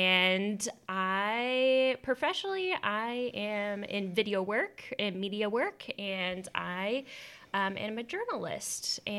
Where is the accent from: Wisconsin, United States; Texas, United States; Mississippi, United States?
Texas, United States; We're both from Texas.